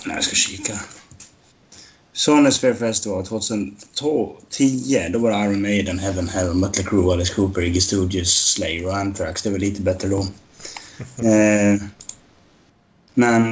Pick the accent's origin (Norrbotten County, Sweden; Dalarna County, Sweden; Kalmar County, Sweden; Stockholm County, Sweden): Dalarna County, Sweden; jag är från Dalarna.